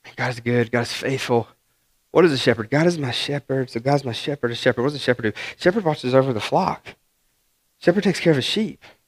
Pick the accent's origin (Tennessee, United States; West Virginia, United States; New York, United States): West Virginia, United States; I'm some hick from West Virginia